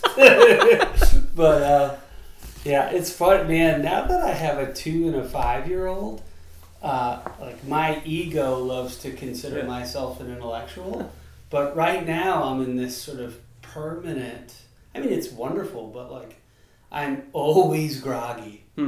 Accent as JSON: {"language": "English", "area": "Long Island", "region": "New York", "country": "United States", "tie": "born or raised there", "said": "I was born in Long Island, New York"}